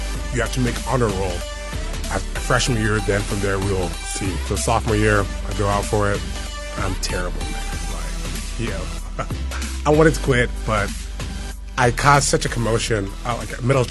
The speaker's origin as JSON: {"language": "English", "town": "Centerville", "region": "Ohio", "country": "United States", "tie": "born or raised there", "said": "I grew up in Centerville, Ohio"}